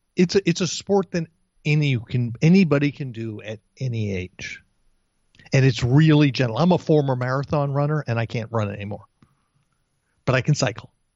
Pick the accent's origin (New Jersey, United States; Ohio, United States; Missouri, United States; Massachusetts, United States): New Jersey, United States; East Brunswick; moved away as an adult; also born or lived in Bayside, Queens, New York; I was born in Bayside, Queens, and when I was a year and a half old, I grew, I, we moved to East Brunswick, New Jersey